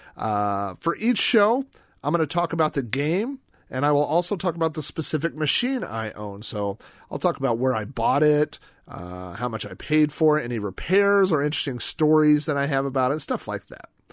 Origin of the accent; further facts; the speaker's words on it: Yukon, Oklahoma, United States; my hometown of Yukon, Oklahoma, population twenty thousand